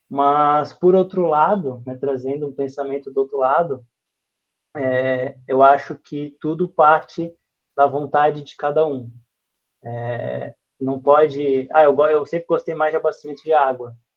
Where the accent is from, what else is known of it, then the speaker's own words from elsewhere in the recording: Florianópolis, Santa Catarina, Brazil; Eu sou o manezinho da ilha, né? sou de Florianópolis, nasci em Florianópolis. E a minha infância toda foi, é, junto com a minha família